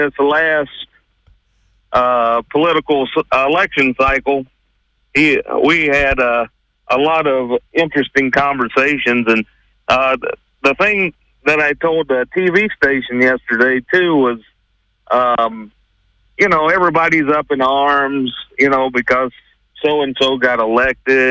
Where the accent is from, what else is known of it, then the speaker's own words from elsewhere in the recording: South Carolina, United States; moved away as an adult; now in Terre Haute, United States; I grew up and spent 20-some-odd years of my life in the great state of South Carolina.